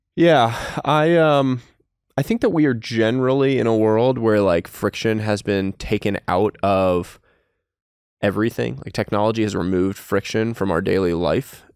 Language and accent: English; Northeast, United States; I was from the Northeast and came from this, like, multicultural household.